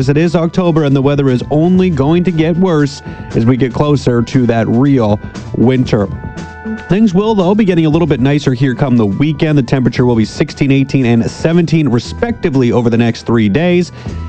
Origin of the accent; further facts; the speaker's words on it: Canada; we are Canadian.